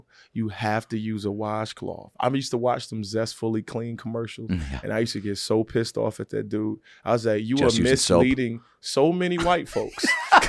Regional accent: Virginia, United States; I always wanted to be on SNL. I did. I wanted to be up there. I didn't know how to get there. I was from Virginia.

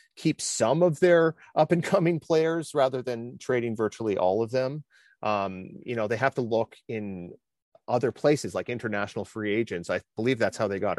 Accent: Canada; as a Canadian

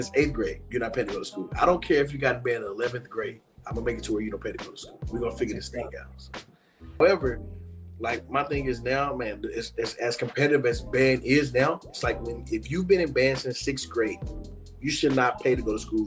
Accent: Fort Worth, Texas, United States; also born or lived in Nebraska / Arkansas; I grew up on Marion Street

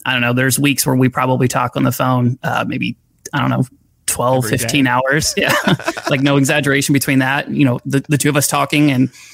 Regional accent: Florida, United States; I grew up in Florida

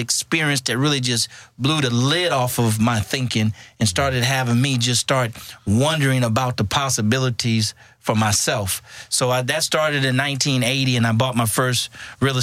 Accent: San Francisco, California, United States; moved away as an adult; also born or lived in Houston, Texas; I grew up in San Francisco, which is very integrated

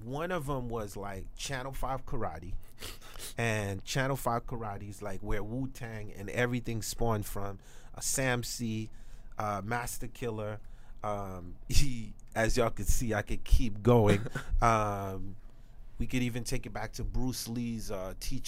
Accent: Haiti; I'm from Haiti

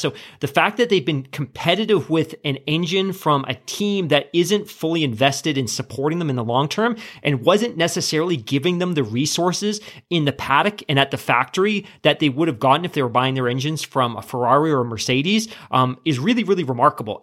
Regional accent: Canada; as a Canadian

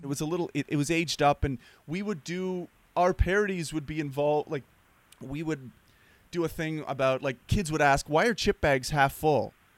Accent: Nova Scotia, Canada; moved away as an adult; also born or lived in Los Angeles; I'm from the East Coast. I'm, I'm not from Prince Adam, but I'm from Nova Scotia, which is, like, three hours away.

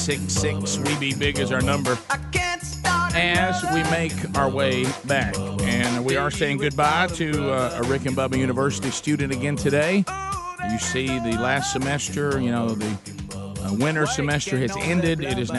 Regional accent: Alabama, United States; We're from Alabama

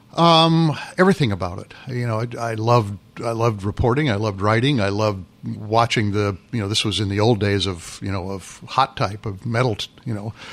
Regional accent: Freeport, Illinois, United States; moved away; I grew up in Freeport, home of one of the, or site of one of the Lincoln Douglas debates up in the northwest part of the state

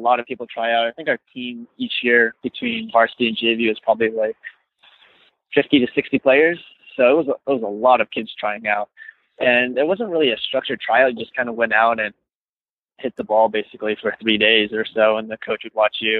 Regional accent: Irvine, California, United States; I grew up in Irvine

